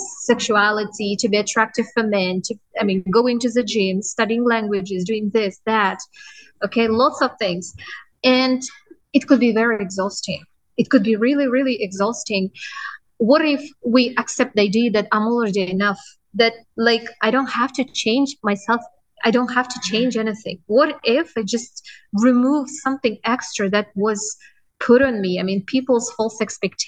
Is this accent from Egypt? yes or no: no; Kazakhstan; now in Dubai, United Arab Emirates; I was born in Kazakhstan in a small village